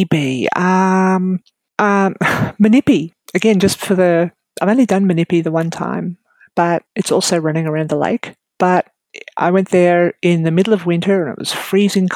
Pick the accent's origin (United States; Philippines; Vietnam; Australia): Australia; Narrabri, New South Wales; now in Queensland, Australia; Narrabri, which is my old hometown in New South Wales.